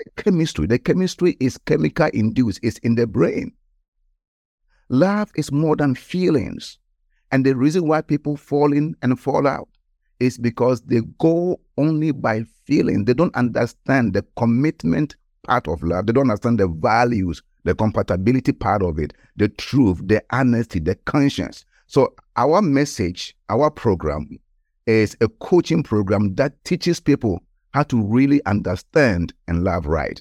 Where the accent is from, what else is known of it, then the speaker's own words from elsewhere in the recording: Ghana; moved away; I was born in Ghana, West Africa, and at the age of around about sixteen years old, I gave my life to Christ. So I was in the high school in Ghana